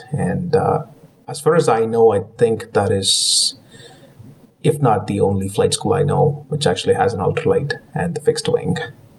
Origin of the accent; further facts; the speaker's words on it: Kamloops, British Columbia, Canada; Kamloops, BC, it was kind of the place where I, you know, if you want to call it, that is kind of my hometown growing up in Canada.